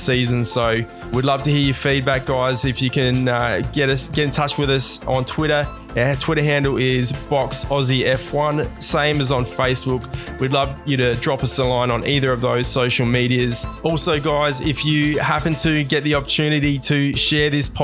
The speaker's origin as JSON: {"language": "English", "town": "Adelaide", "region": "South Australia", "country": "Australia", "said": "We're all proud Aussies from Adelaide"}